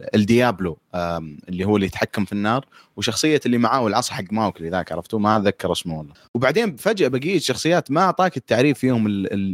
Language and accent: Arabic; Saudi Arabia; عندنا في السعوديه